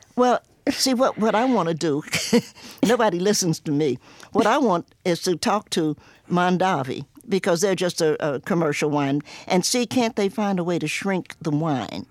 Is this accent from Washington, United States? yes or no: no; Cincinnati, Ohio, United States; also born or lived in Knoxville, Tennessee / New York; now in Roanoke, United States; I was born in Knoxville, Tennessee, grew up in Cincinnati